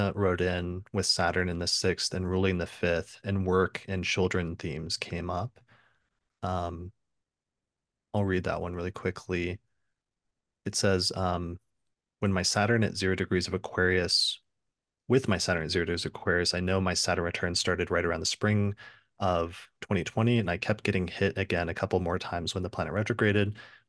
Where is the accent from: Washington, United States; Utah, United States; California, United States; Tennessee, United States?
Tennessee, United States; Memphis; Growing up in Memphis and going to college at Stanford shaped me into a person who always had a very well thought out plan